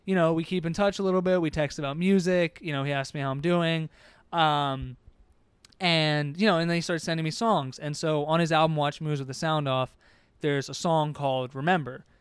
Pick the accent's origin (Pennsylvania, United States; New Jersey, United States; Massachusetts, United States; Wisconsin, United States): Pennsylvania, United States; Harrisburg; I grew up in Harrisburg